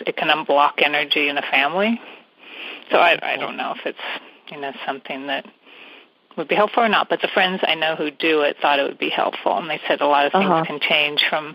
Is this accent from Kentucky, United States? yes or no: no; San Francisco Bay Area, California, United States; I'm from the San Francisco Bay Area